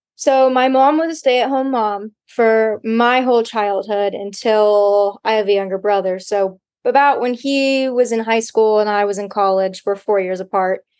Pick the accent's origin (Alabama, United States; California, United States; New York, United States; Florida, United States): California, United States; Laguna Niguel; moved away as an adult; also born or lived in San Luis Obispo, California; I am from Orange County, California, um, Laguna Niguel, Dana Point area